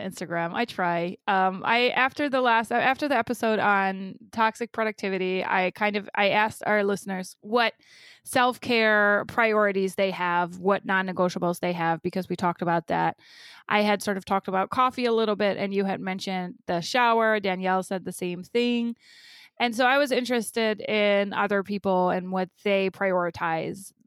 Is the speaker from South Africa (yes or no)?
no; Germany; now in United States; having grown up in Germany